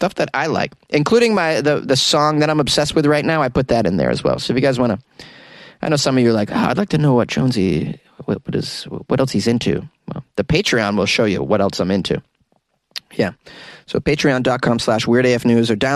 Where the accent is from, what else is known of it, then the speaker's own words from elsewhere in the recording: New England, United States; I'm from New England